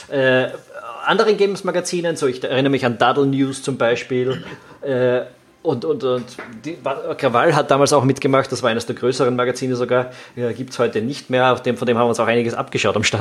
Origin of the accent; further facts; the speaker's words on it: Austria; besonders am deutschen Markt ist mir eben als Österreicher